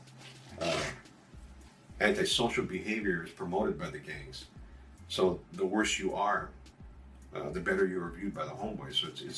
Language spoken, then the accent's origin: English; United States; first language English; I was born in the United States.